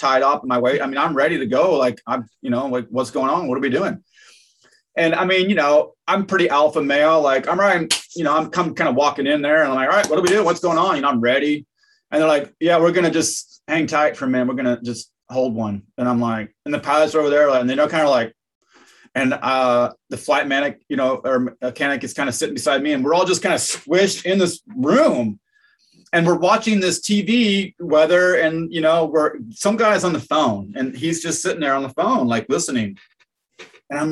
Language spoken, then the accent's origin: English; Idaho, United States; I'm from Idaho. Like I'm from the Northwest